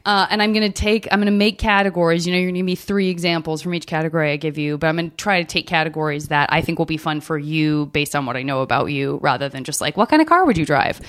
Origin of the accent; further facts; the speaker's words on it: Arizona, United States; I'm from Arizona